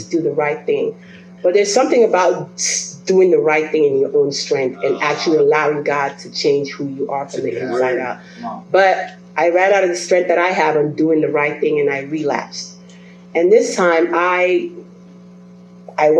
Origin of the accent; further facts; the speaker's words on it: Belize; moved away; I was born and raised in Belize, by the way, and my parents are Nigerian, so I come from a different culture.